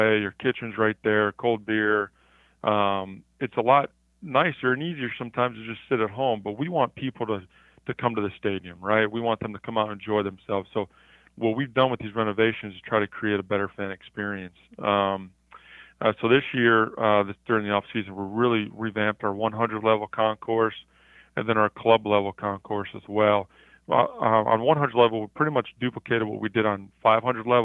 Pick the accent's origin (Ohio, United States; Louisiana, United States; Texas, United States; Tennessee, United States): Ohio, United States; Cleveland; moved away; I grew up in Cleveland, Ohio.